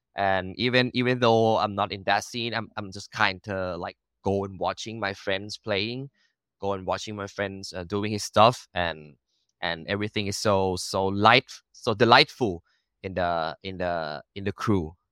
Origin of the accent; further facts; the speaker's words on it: Bangkok, Thailand; first language Thai; English is a second language; I was born and raised in Bangkok